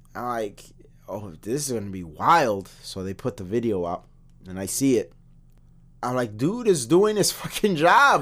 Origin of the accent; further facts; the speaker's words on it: United States; as an American